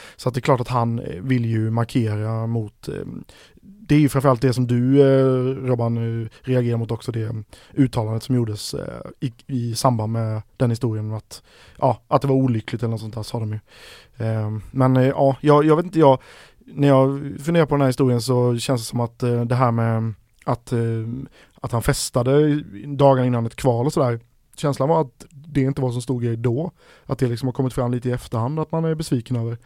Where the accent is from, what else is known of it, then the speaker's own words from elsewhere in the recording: Växjö, Kronoberg County, Sweden; jag kommer från Växjö